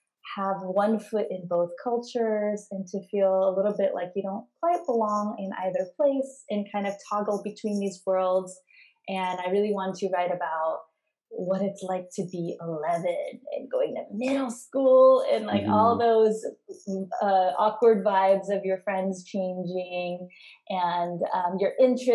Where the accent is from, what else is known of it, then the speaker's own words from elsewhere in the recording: Monterey, California, United States; born there; Like Yumi, I was born in the United States to immigrant parents. My parents immigrated in the 70s, and my dad was in the U.S. Army. And I was actually born on a base. I was born in Monterey, California in 1980.